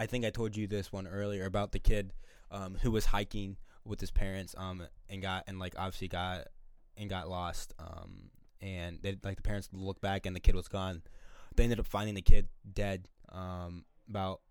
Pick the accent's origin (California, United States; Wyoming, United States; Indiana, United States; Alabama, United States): Indiana, United States; we're from Indiana